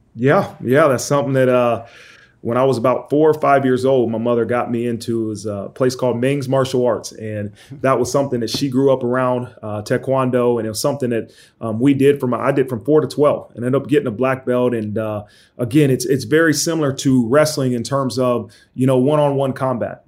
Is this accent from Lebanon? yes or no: no; Dayton, Ohio, United States; growing up in Dayton, Ohio